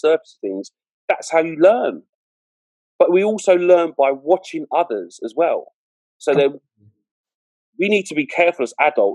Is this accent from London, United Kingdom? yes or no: yes; London, United Kingdom; where I was brought up in Southeast London, very multicultural.